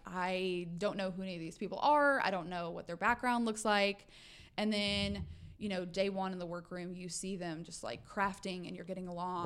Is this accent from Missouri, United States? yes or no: no; Arkansas, United States; also born or lived in Oklahoma / Georgia / New York; now in Texas, United States; I was raised in Arkansas